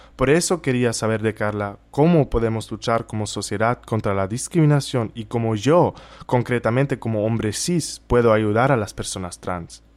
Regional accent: Germany; moved away; soy de Alemania

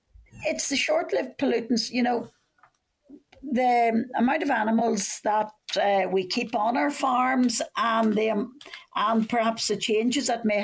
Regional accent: Northern Ireland, United Kingdom; I'm from Fermanagh and South Tyrone, so obviously you can imagine the impact this will have perhaps on farmers

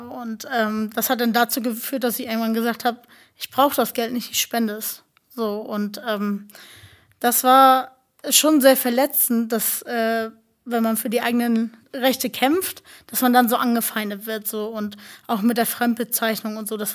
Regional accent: Germany; Und ja, ich bin deutsche Zintetzer, ne? Also wir sind Deutsche.

